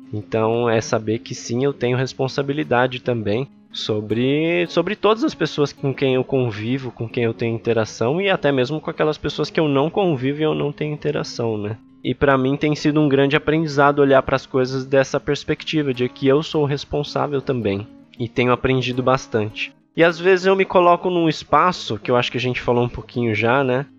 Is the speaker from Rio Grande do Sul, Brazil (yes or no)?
no; São Paulo, Brazil; also born or lived in Ipiranga, São Paulo; eu nasci e cresci lá em Itaquera